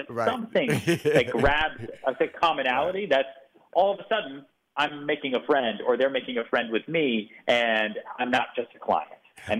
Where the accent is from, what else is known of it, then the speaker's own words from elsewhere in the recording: Houston, Texas, United States; born there; You know, I was born in Houston, Texas.